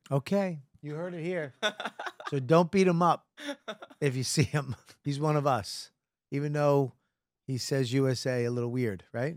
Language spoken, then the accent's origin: English; United States; I'm American